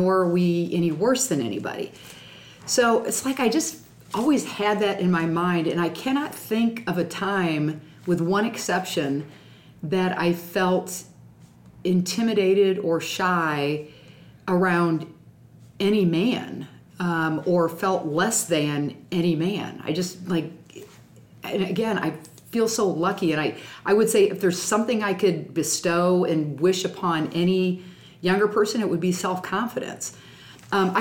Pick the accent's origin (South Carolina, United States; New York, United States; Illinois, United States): Illinois, United States; Springfield; we grew up in Springfield, my grandma and grandpa would stay with us when the legislature was in session